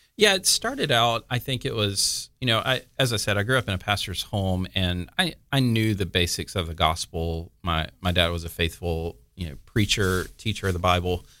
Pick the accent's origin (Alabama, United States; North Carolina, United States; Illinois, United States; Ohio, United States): Alabama, United States; Mobile; moved away as an adult; also born or lived in California; now in Florida, United States; I lived a couple places, actually, in, in Alabama, um, and then graduated high school in Ala-, in Mobile, went to college, uh, in Mobile